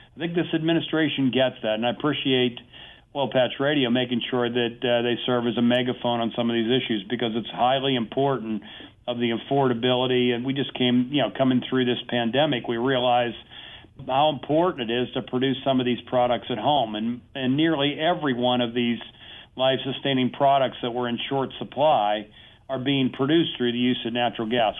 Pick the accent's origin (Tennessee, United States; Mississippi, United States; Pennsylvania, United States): Pennsylvania, United States; my home state of Pennsylvania